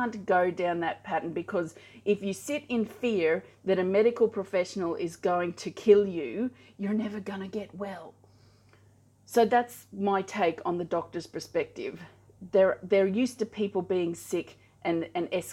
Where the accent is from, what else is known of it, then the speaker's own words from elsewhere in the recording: Australia; I'm Australian, I live in Australia